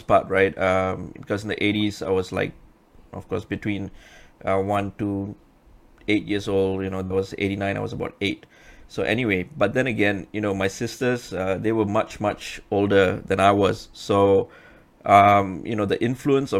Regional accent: Penang, Malaysia; moved away as an adult; now in Selangor, Malaysia; I'm a hardcore Penangite. You know, I've been in Selangor for how many years now? 17 years

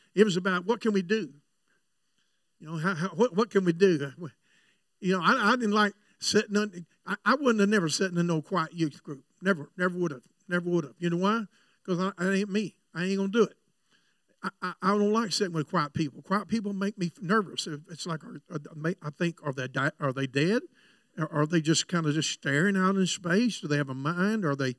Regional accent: Florida, United States; I know I come from Florida, but I never was in trouble.

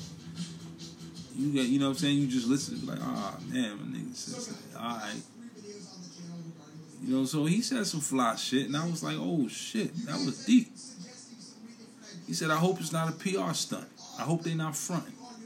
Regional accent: New York City, New York, United States; now in Philadelphia, United States; I'm from Brooklyn. I represent Brooklyn. I represent BK to the fullest. But I'm in Philadelphia

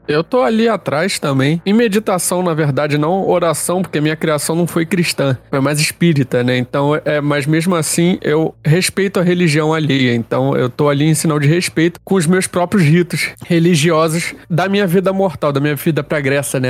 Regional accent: Rio de Janeiro, Brazil; Eu sou do Rio de Janeiro, deve ter percebido pelo meu sotaque.

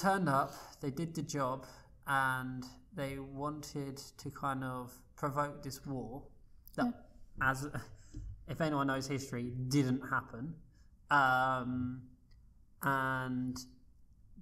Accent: United Kingdom; as a British person

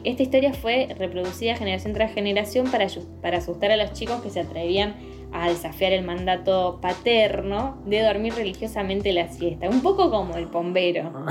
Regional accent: San Juan, Argentina; soy de San Juan

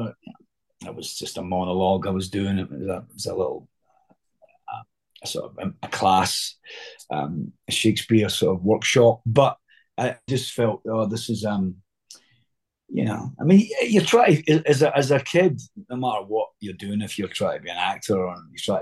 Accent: Scotland, United Kingdom; accent: Scottish; just doing it in my own accent. So it was like a Scottish Benedict

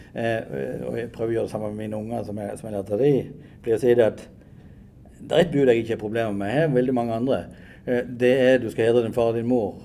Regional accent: Åmot, Norway; vokste opp liksom hjemme på Åmot, nede her i ei lita gate

